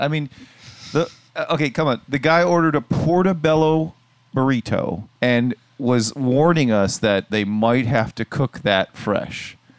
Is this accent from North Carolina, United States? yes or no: no; Kansas City, Missouri, United States; Like, I'm from Kansas City, Missouri.